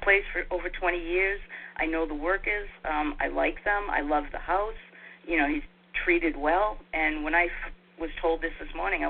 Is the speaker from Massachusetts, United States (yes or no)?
yes; Somerville, Massachusetts, United States; My hometown, born and raised.